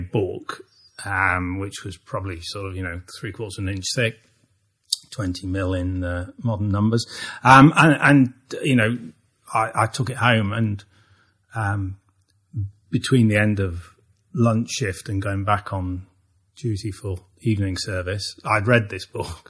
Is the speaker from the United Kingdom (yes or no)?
yes; Long Eaton, East Midlands, United Kingdom; a town called Long Eaton in the uh, East Midlands of the UK